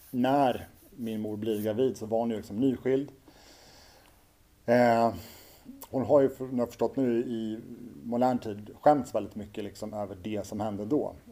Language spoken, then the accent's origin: Swedish; Orminge, Stockholm County, Sweden; sen genom partiet då, som det hette så fick hon en bostad ute i Orminge. Det var där jag växte upp mina första år.